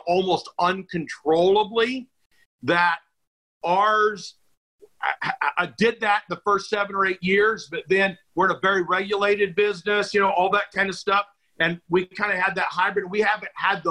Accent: McPherson, Kansas, United States; moved away as an adult; also born or lived in Manhattan, Kansas / Salina, Kansas / Topeka, Kansas; where we're from

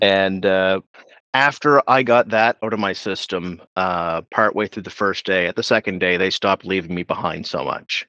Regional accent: Pictou County, Nova Scotia, Canada; I grew up in Pictou County

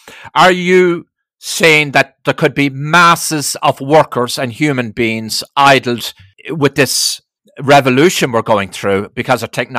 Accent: Ireland; now in United States; I didn't grow up in America. I grew up in Ireland through the 60s.

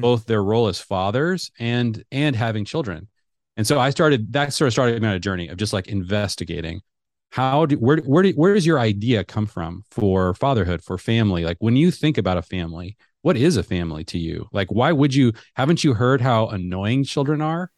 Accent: Seattle, Washington, United States; moved away as an adult; also born or lived in Middle East; I grew up in the Seattle area

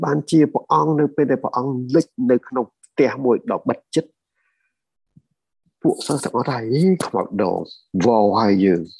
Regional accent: Cambodia

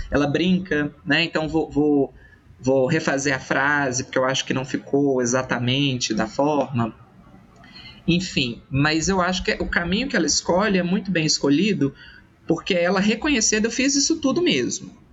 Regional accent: Minas Gerais, Brazil; eu sou da França brasileira, que é Minas Gerais

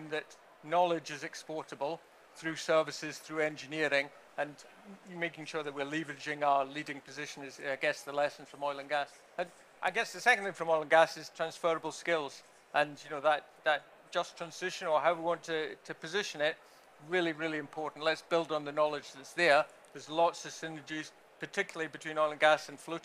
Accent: Aberdeen, Scotland, United Kingdom; I grew up in Aberdeen

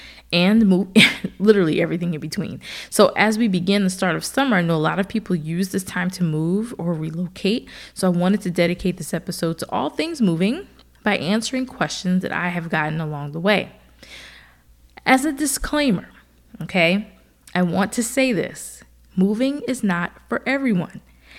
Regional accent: New Jersey, United States; also born or lived in Philadelphia / Austin / Seattle; now in Atlanta, United States; I've lived in Philadelphia for a little while when I went to Temple for school. And then, of course, I'm from New Jersey. And then from there, I moved to Atlanta for the first time.

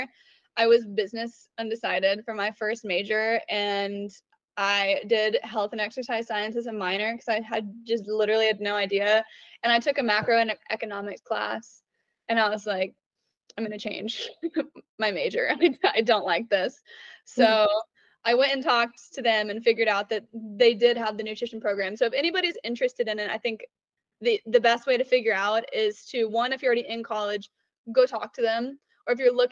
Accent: Oklahoma City, Oklahoma, United States; I grew up in Oklahoma City

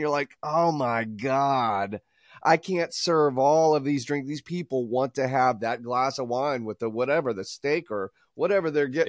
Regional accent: Atlanta, Georgia, United States; I'm from here, like you did, Joe, that you said you're from here, yeah. right? I was born into here. They're baffled the fact if someone is actually from Atlanta.

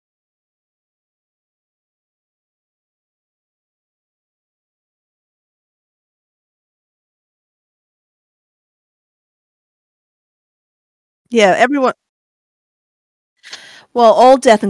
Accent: Northern Ireland, United Kingdom; growing up in Northern Ireland

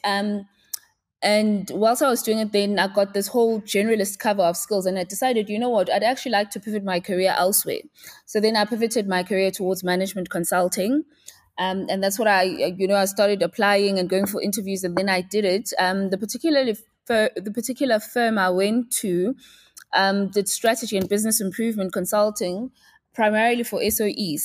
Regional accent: Pietermaritzburg, KwaZulu-Natal, South Africa; moved away as an adult; now in Johannesburg, South Africa; I'm from Pietermaritzburg in K Z N. So that's where I was born, uh, bred and raised, and that's where I did my schooling up until I was eighteen.

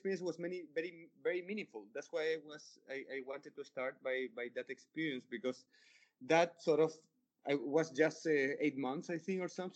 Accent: Chile; also born or lived in Laja, Chile / Santiago, Chile; I'm from Chile. Chile is a pretty small country. And even like I spent my childhood in a small city in the south of Chile. So until I was like 10 or 11, I just lived in that small city. The city is called Laja.

